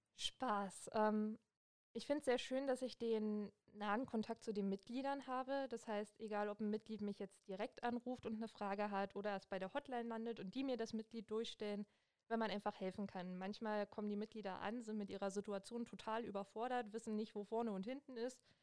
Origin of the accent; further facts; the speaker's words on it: Hoyerswerda, Saxony, Germany; moved away as an adult; now in Cottbus, Germany; Ich komme ursprünglich aus Sachsen und zwar aus Hoyerswerda und ja, wohne jetzt schon seit ein paar Jahren in Cottbus